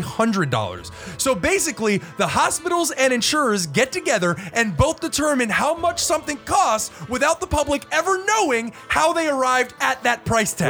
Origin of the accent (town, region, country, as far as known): United States